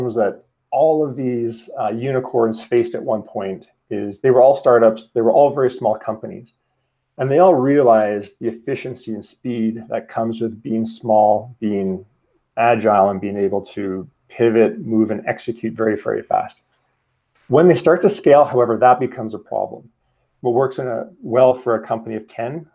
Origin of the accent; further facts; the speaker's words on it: Calgary, Alberta, Canada; also born or lived in Sweden; I'm from Calgary, Alberta, Canada.